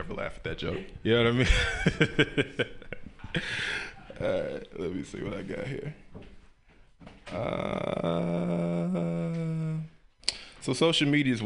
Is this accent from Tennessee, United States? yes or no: yes; Memphis, Tennessee, United States; I grew up in the South, right? I'm from Memphis, Tennessee